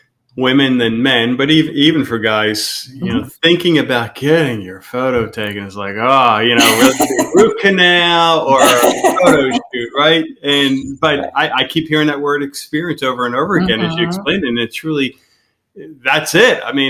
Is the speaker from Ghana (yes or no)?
no; Ireland; as an Irishman and a mother with red hair, none of that got passed on to the kids